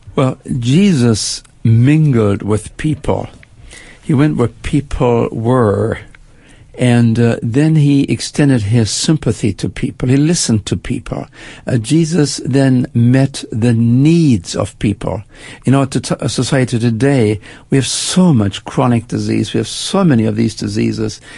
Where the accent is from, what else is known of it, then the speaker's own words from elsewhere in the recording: Germany; moved away as an adult; also born or lived in Canada; now in United States; I spent my first 20 years in Germany. I grew up after World War II, made my way to Canada, and then actually uh, moved to the United States